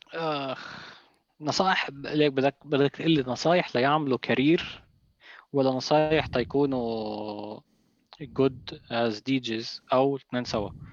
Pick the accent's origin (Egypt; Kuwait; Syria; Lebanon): Lebanon; هون عنا بلبنان هون عندنا بلبنان